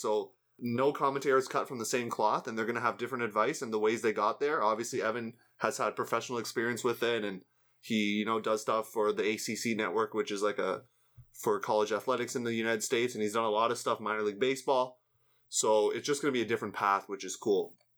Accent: Canada; as a Canadian

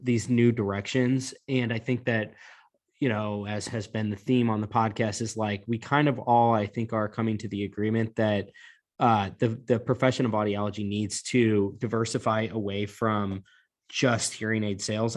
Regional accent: Missouri, United States; two Missouriites

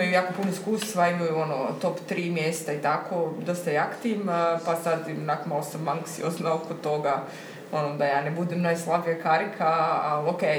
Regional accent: Korčula, Dubrovnik-Neretva County, Croatia; kad smo se doselili iz Korčule, Onda dok smo preuređivali stan na Trešnici, smo tu bili u renti godinu dana.

